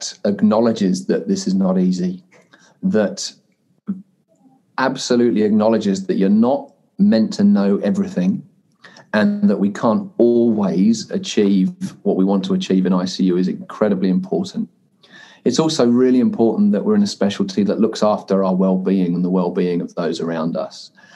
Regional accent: United Kingdom; moved away as an adult; now in New Zealand; as you could probably gather from my accent, being originally British and becoming a New Zealander 15 years ago

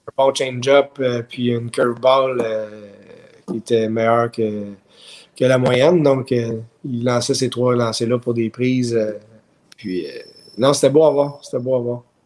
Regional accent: Montreal, Quebec, Canada; also born or lived in Ottawa, Ontario; I'm from Montreal, but euh, tu sais, j'ai grandi à Ottawa aussi.

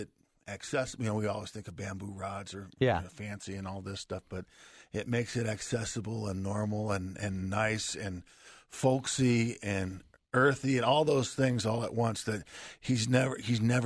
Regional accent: Wisconsin, United States; moved away; also born or lived in Michigan; I grew up in the upper Midwest like you did, and I'm from Wisconsin and went to school in Michigan

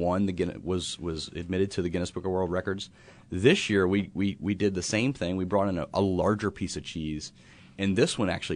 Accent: Covington, United States; But I live in Covington. I'm from Covington

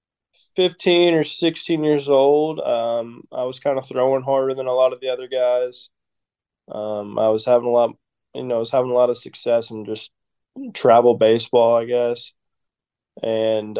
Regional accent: Cartersville, Georgia, United States; moved away as an adult; also born or lived in Auburn, Alabama; I'm from Cartersville

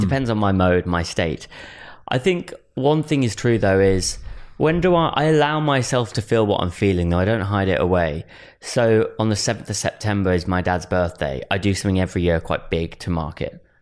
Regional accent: Wolverhampton, West Midlands, United Kingdom; my family home where I was born in Wolverhampton

